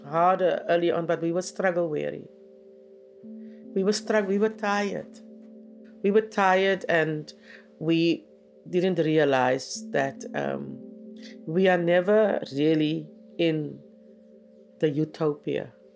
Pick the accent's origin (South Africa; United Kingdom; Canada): South Africa; first language Afrikaans; English is a second language; I grew up in the heart of the apartheid time